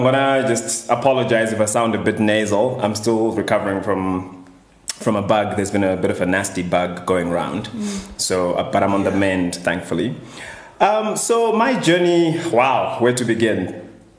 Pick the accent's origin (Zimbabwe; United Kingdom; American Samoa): Zimbabwe; Harare; I grew up in Glenora, high density area in Harare